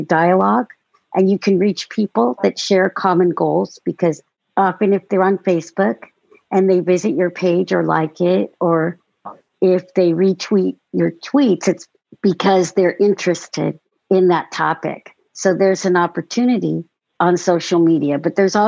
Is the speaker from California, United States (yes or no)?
yes; Long Beach, California, United States; now in Sacramento, United States; I'm also from California, originally from Long Beach, but now I live in Northern California, in Sacramento